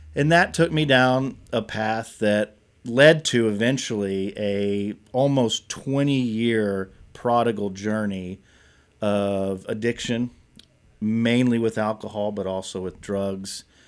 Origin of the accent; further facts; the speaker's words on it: Nicholasville, Kentucky, United States; also born or lived in Lexington, Kentucky; I grew up here in Kentucky, born and raised, grew up in Nicholasville, moved to Lexington when I was thirteen years old